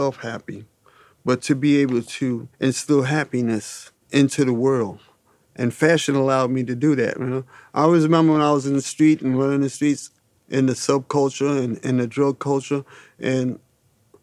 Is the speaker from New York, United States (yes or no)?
yes; New York City, New York, United States; I grew up in the Harlem that was a village